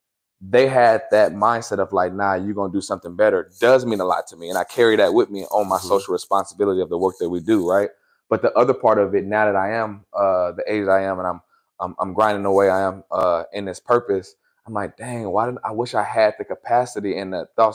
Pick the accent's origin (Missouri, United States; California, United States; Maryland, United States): California, United States; also born or lived in Sacramento; coming from the Bay Area, and what I like about my journey is I like to just say at this point, I'm from Northern California because I've been to Sacramento. I moved to Sacramento in high school.